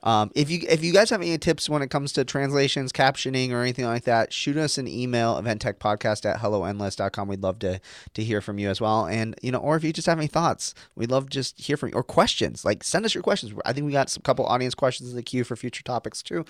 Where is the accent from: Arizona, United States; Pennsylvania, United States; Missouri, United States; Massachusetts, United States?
Arizona, United States; an American who grew up in, like, Arizona